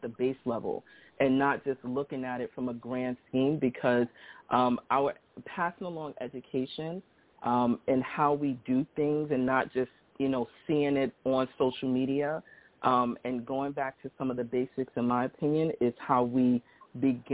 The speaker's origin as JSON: {"language": "English", "town": "New York City", "region": "New York", "country": "United States", "said": "I'm actually from Brownsville, Brooklyn"}